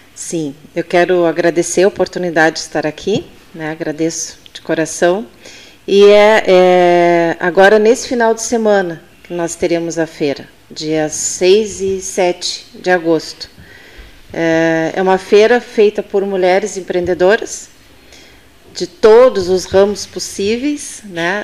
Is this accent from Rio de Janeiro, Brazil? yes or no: no; Pelotas, Rio Grande do Sul, Brazil; also born or lived in Taquara; Eu não nasci em Pelotas, mas me considero filha de Pelotas, porque eu vim para cá com dois anos de idade